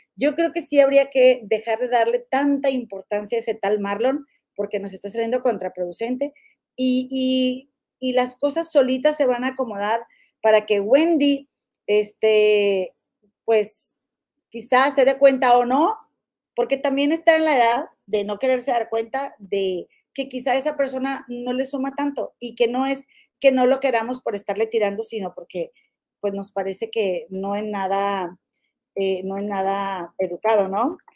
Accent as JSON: {"language": "Spanish", "town": "Monterrey", "region": "Nuevo León", "country": "Mexico", "tie": "born or raised there", "accent": "regiomontano", "moved": "as an adult", "lives_now": "Chicago, United States", "said": "soy oriunda de Monterrey, de Monterrey, Nuevo León"}